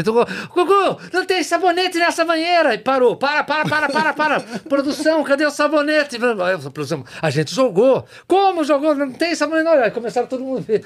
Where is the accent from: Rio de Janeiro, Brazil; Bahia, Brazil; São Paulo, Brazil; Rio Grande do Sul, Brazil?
São Paulo, Brazil; Jaú; Lá na fazenda onde eu me criei.